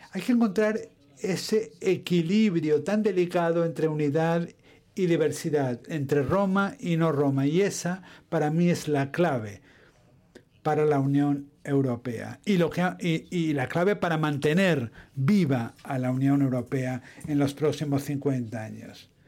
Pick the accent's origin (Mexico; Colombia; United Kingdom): United Kingdom; Spanish is a second language; Bueno, yo sigo siendo un europeo apasionado, un europeo británico, y existen, ¿eh? existimos, existimos los europeos o los europeístas británicos y además estamos intentando regresar.